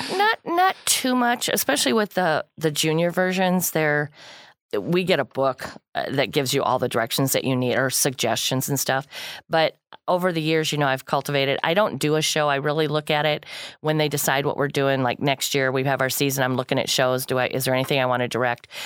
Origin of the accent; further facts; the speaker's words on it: Kankakee County, Illinois, United States; I'm born and raised in Kankakee County, lived here all my life